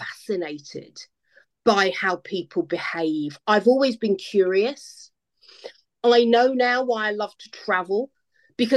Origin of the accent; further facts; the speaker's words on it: London, United Kingdom; I grew up in London, so big city